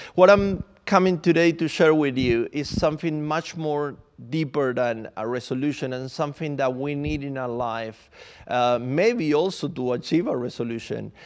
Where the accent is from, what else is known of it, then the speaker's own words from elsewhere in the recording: Buenos Aires, Argentina; English is a second language; moved away as an adult; also born or lived in Santiago, Chile; now in London, United Kingdom; So I'm from Argentina. I'm from Buenos Aires, and then I moved to Santiago, Chile, um, many years ago already